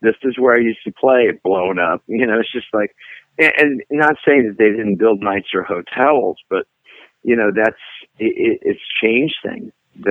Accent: Las Vegas, Nevada, United States; moved away as an adult; now in Nashville, United States; I'm from Vegas originally. And I traveled the world

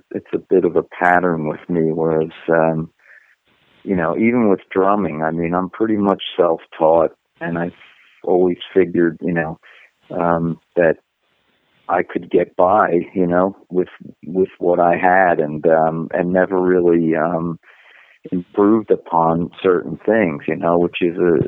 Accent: United States; moved away as an adult; now in Germany; you come over here as an American musician

